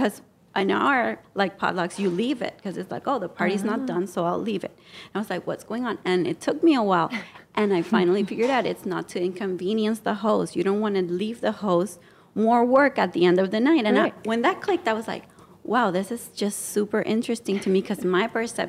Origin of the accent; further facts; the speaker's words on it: Puerto Rico; moved away as an adult; now in United States; I came from the Caribbean, from the island.